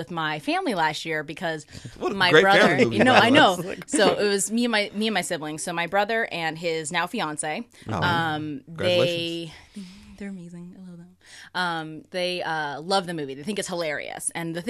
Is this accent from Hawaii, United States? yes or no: no; Oklahoma, United States; The Oklahoman in me.